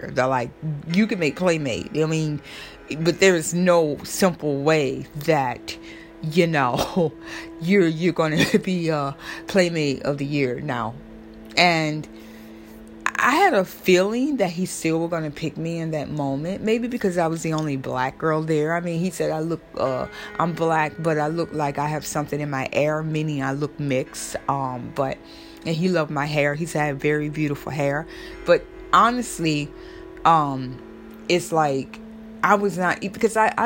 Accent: Florida, United States; now in New York, United States; I'm from Florida, but I live in New York right now

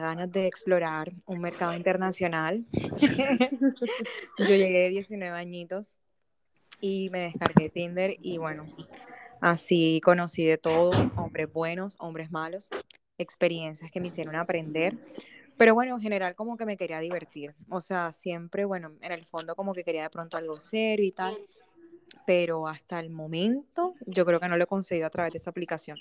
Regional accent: Barranquilla, Atlántico, Colombia; moved away as an adult; yo soy barranquillera

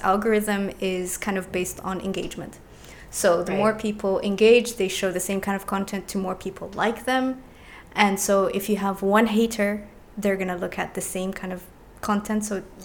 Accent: Dubai, United Arab Emirates; also born or lived in Alexandria, Egypt; I've lived in Dubai for like 30 years now. So I came here when I was maybe 2-3 years old.

